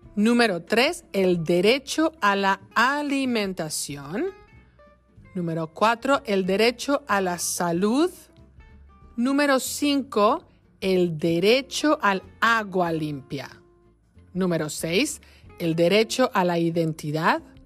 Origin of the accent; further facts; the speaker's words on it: Mexico; en mi país, México